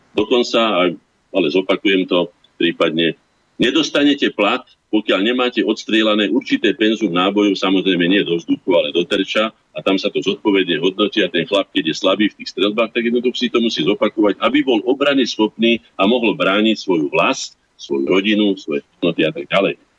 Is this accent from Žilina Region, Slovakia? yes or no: yes; Orava, Žilina Region, Slovakia; u nás na Orave